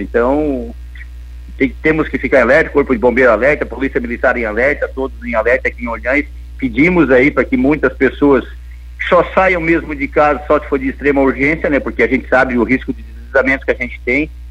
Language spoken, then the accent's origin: Portuguese; Lauro Müller, Santa Catarina, Brazil; also born or lived in Orleans; da Cruz de Malta, minha terra natal, Lauro Bider